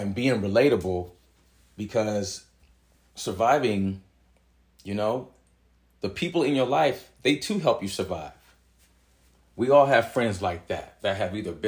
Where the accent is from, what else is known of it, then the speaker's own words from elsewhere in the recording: San Jose, California, United States; growing up in Southside San Jose, for the time I was living over there